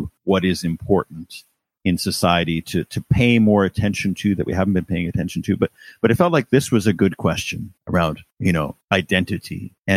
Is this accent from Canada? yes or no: yes; Canada; now in United Kingdom; as a Canadian